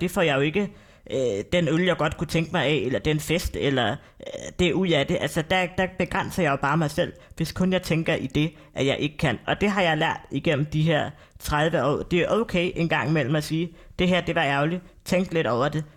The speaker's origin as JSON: {"language": "Danish", "area": "North Zealand", "region": "Capital Region of Denmark", "country": "Denmark", "said": "Nordsjælland, hvor jeg er fra"}